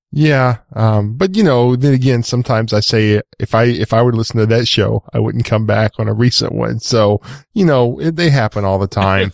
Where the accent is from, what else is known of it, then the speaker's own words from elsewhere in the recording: East Texas, United States; I'm from East Texas